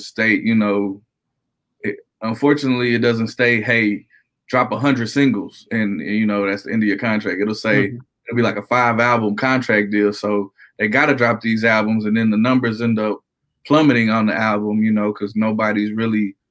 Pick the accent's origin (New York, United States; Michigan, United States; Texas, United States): New York, United States; New York City; now in Conway, United States; I'm originally from Brooklyn, New York